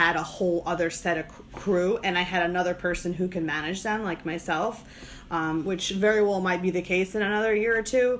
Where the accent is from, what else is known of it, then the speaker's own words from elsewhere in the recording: New Jersey, United States; now in Charlotte/Fort Mill area, United States; I'm from New Jersey